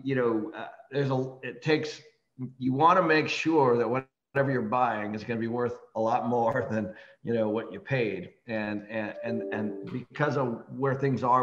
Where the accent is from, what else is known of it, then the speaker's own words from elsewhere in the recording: Seattle, Washington, United States; moved away; I started managing properties when I grew up in Seattle, and I was doing that in college